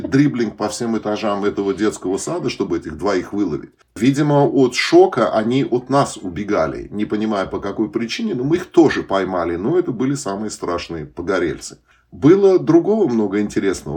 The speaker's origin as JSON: {"language": "Russian", "country": "Uzbekistan", "moved": "yes", "said": "особенно выходцы из Узбекистана"}